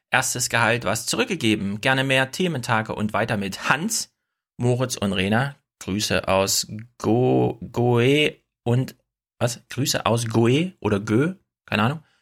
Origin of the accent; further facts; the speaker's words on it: North Rhine-Westphalia, Germany; wenn so viele aus OWL dabei sind, fühle ich mich als stolzer Ostwestfale auch verpflichtet.